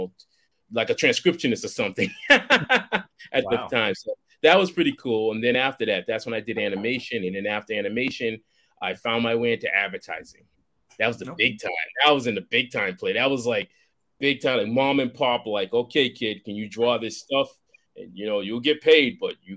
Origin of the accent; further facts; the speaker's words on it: Boston, Massachusetts, United States; I grew up in Boston